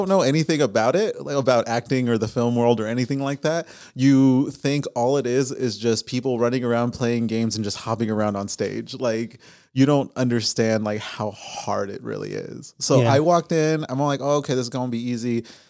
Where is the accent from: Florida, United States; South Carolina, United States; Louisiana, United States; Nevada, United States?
Nevada, United States; Las Vegas; born or raised there